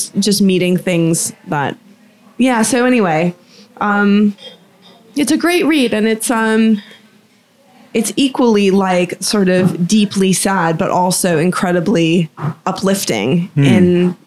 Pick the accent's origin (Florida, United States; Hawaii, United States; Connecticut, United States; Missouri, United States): Florida, United States; Boca Raton; when I was in high school and, you know, growing up in Florida near Boca Raton